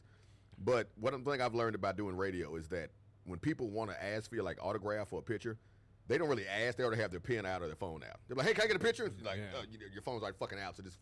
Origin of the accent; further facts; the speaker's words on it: Austin, Texas, United States; also born or lived in Virginia; I'm from Austin